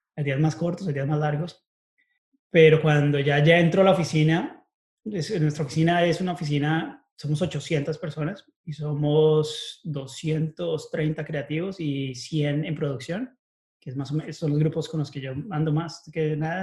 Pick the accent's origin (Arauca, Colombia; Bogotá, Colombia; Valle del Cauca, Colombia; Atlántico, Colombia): Bogotá, Colombia; moved away as an adult; also born or lived in United States; now in Chicago, United States; Nací en Bogotá y estudié allá hasta que me gradué del colegio. Después me vine para Estados Unidos